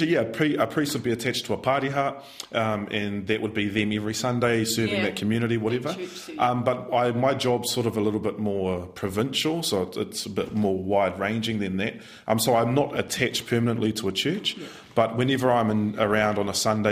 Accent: Christchurch, Canterbury, New Zealand; moved away as an adult; also born or lived in Auckland; now in Gisborne, New Zealand; I was actually born and raised in Christchurch.

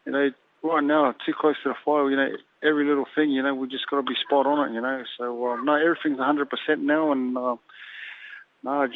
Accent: Samoa; I'm from that side, I'm from Samoa

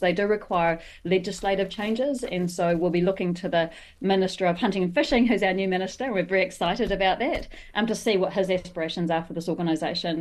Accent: New Zealand; as a New Zealander

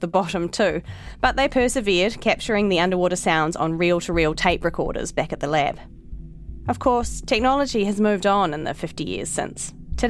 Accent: Leigh, Auckland, New Zealand; I grew up in Lee, north of Auckland

